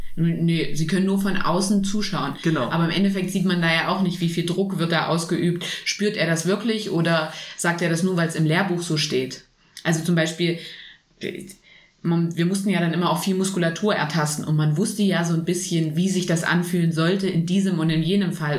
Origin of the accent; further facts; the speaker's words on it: Germany; hier bei uns in Deutschland